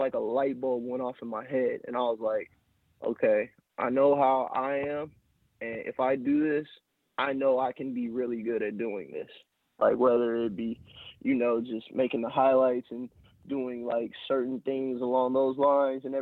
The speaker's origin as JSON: {"language": "English", "town": "Long Beach", "region": "California", "country": "United States", "tie": "born or raised there", "said": "I'm from Long Beach, California. Graduated from Long Beach Poly on the east side of Long Beach in 2011"}